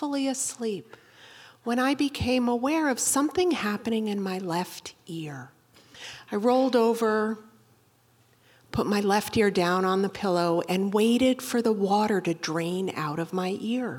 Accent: Boston, Massachusetts, United States; I'm from Boston

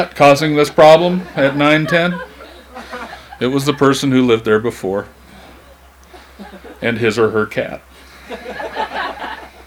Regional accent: Missoula, Montana, United States; I'm 45 years old, I was born in Missoula, and I have never left home

